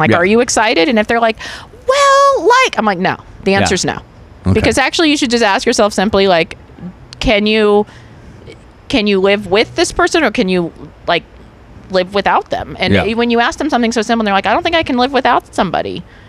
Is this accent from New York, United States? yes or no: yes; New York, United States; I'm from New York. Are you kidding me? It's like half the people of New York.